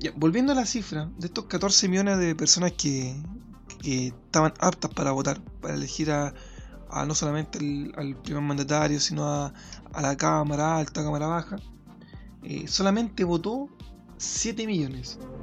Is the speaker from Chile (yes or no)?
yes; Chile; desde mi, mi realidad como chileno